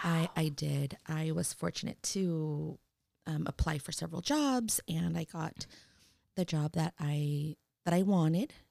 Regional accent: San Francisco, California, United States; I am born and raised in San Francisco, Mission District

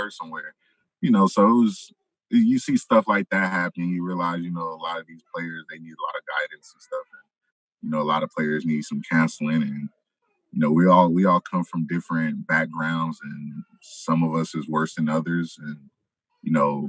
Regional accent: Moreno Valley, California, United States; moved away as an adult; also born or lived in Los Angeles, California; now in Massachusetts, United States; I was raised in Moreno Valley, California, which is 80 miles south

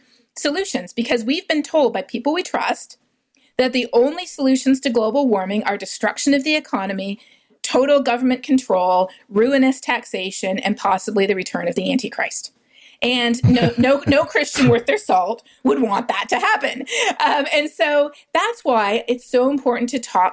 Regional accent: Canada; moved away; also born or lived in South America; growing up in Canada

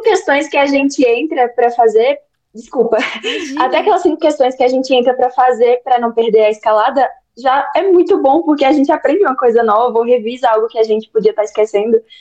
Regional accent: Bahia, Brazil; eu tenho 20 anos, eu sou da Bahia

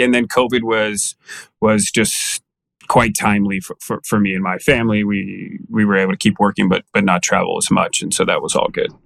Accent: Danville, California, United States; moved away as an adult; also born or lived in North Carolina; now in Arizona, United States; California Bay Area guy. Grew up in the East Bay there

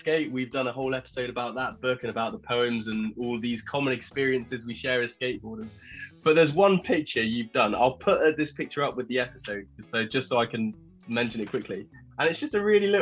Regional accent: England, United Kingdom; as English skateboarders

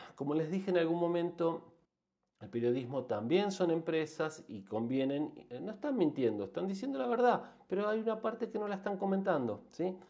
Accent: Argentina; En países como el nuestro, como Argentina

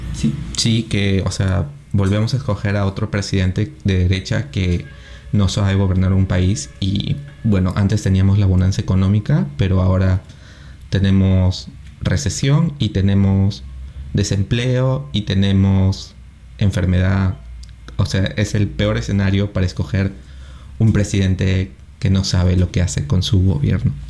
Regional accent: Peru

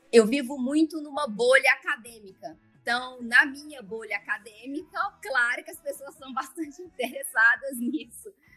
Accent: Brasília, Federal District, Brazil; also born or lived in Las Vegas; Eu sou aqui de Brasília mesmo, é, nasci aqui, morei aqui praticamente minha vida inteira

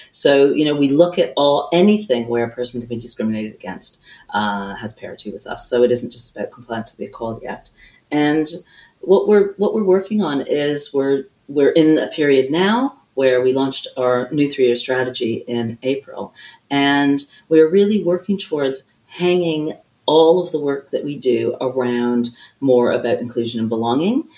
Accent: Canada; now in United Kingdom; I do hail from Canada

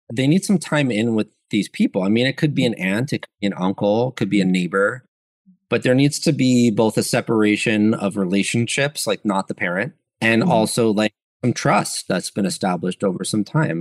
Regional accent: New York, United States; I'm from New York

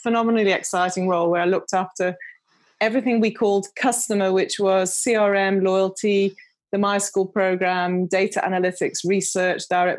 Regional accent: United Kingdom; accent: British; now in South Africa; Often confuses people in South Africa because they're expecting a South African accent and I'm very British.

